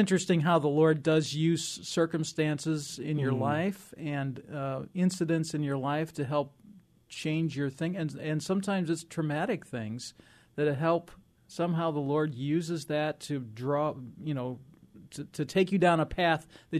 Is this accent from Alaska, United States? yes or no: no; Illinois, United States; I grew up in Illinois